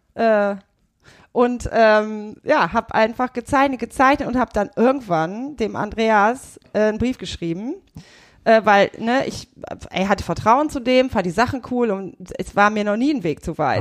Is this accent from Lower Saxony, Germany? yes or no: yes; Burgdorf, Lower Saxony, Germany; also born or lived in Leipzig; ich bin aus Hannover, aus der Nähe, aus Burgdorf.